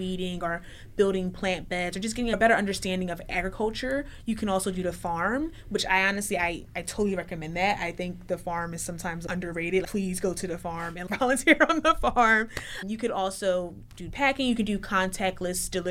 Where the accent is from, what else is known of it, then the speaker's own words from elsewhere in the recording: Philadelphia, Pennsylvania, United States; I'm from West Philly